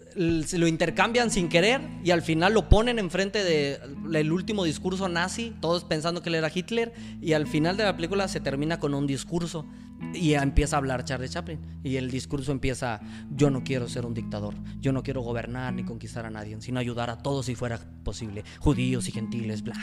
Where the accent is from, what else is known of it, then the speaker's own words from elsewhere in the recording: Ciudad Mante, Tamaulipas, Mexico; moved away as an adult; yo batallé mucho para estudiar en Mante porque no había tantas carreras, nomás había tres carreras en Mante.